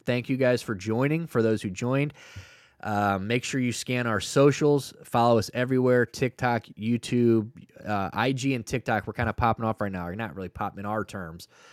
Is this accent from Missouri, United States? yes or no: yes; St. Louis, Missouri, United States; I'm from Saint Louis, Missouri